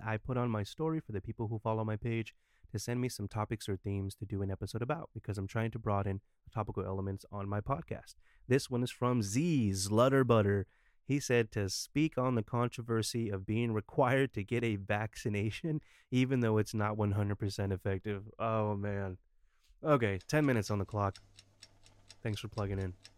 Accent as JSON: {"language": "English", "country": "United States", "said": "as an American"}